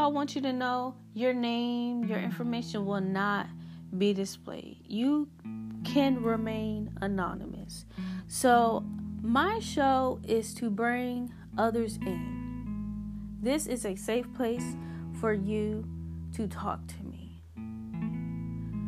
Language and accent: English; Hampton, Virginia, United States; I'm from Hampton, Virginia.